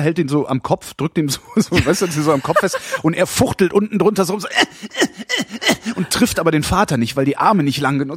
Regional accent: West Germany, Germany; Ich kann als Westdeutscher

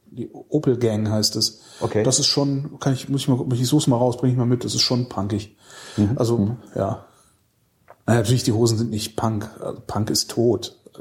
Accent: Weilerswist, North Rhine-Westphalia, Germany; also born or lived in Cologne; ich bin im Ort auch groß geworden als Kind, der, der hieß Weilers Wist.

